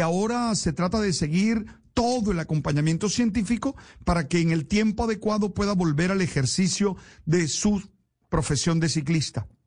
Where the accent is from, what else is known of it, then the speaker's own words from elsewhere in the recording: Colombia; como colombianos